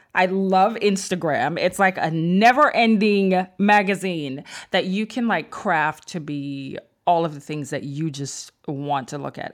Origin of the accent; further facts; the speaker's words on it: Mandeville, Manchester, Jamaica; I'm from Mandible, Manchester in Jamaica